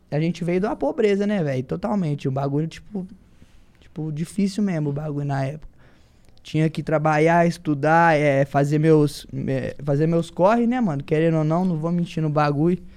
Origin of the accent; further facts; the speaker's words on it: Belo Horizonte, Minas Gerais, Brazil; eu vim lá de Minas Gerais, BH, daquele naipão de rocha, só força. Essas é são as gírias nossas lá da Guiné.